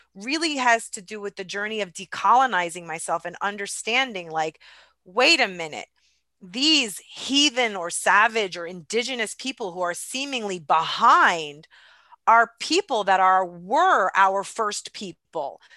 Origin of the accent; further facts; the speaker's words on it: United States; I was raised here in the United States